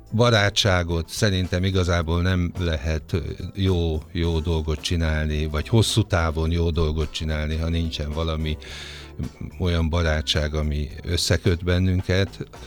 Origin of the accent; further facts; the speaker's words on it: Sopron, Győr-Moson-Sopron, Hungary; én Soproni vagyok, és aztán ott az osztrák rádióban